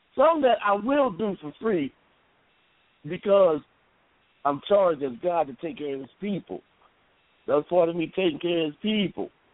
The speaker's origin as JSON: {"language": "English", "town": "Columbus", "region": "Ohio", "country": "United States", "said": "I'm from Columbus, Ohio. I'm a barber."}